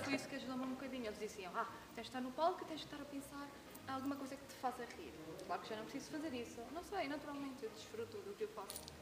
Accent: Venezuela; moved away as an adult; now in Madeira, Portugal; não gostavam de mim, porque era venezuelana

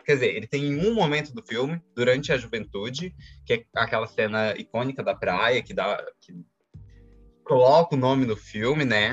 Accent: Brazil; Eu falo a gente como brasileiros

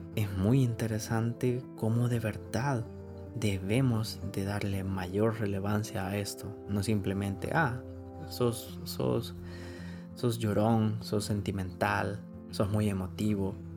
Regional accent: El Salvador; como salvadoreños

